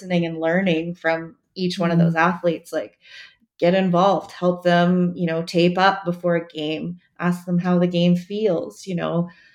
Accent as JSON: {"language": "English", "town": "Montreal", "region": "Quebec", "country": "Canada", "said": "I'm from Montreal in Canada, and we have special bagels"}